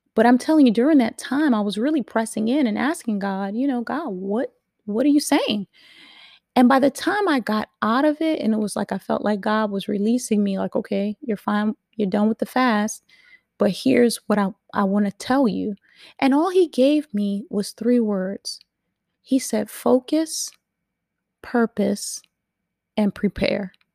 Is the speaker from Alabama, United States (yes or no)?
no; New York City, New York, United States; I'm a New Yorker. Don't forget it. I'm a New Yorker. So we didn't have to have any cars. We just rode the train